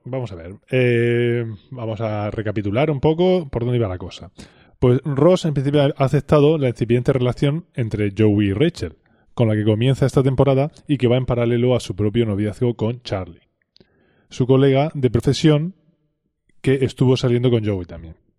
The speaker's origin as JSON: {"language": "Spanish", "country": "Spain", "also_born_or_lived": "Texas", "accent": "Spanish"}